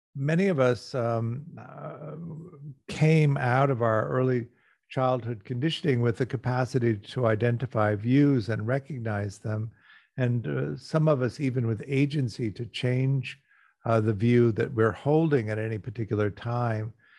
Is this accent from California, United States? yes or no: yes; Los Angeles, California, United States; I'm talking to you from Los Angeles. I'm an American. I grew up here.